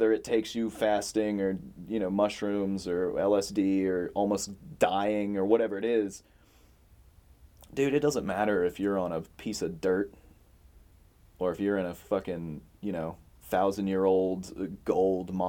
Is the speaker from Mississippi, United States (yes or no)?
yes; Mississippi, United States; moved away; also born or lived in Gulf Breeze, Florida; raised Southern Baptist. I was born in Mississippi. You know, I went to Gulf Breeze